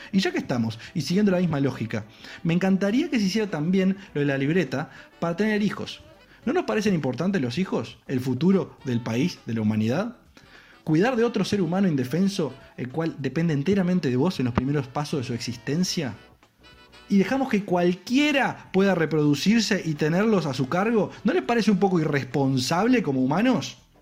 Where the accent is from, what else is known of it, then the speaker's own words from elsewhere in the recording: Uruguay; como uruguayo